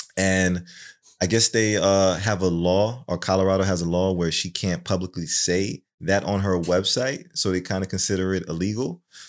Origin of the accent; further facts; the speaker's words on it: Jamaica; Is it won? Won. Won. I'm Jamaican.